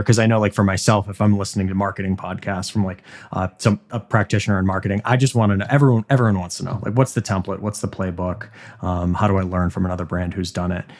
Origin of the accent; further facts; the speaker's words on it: Boston, Massachusetts, United States; I'm from Boston, and we are the most, I think, obnoxious baseball fans